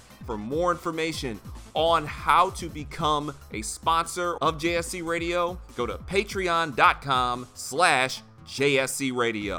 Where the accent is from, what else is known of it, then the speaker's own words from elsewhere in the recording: Detroit, Michigan, United States; I'm from Detroit.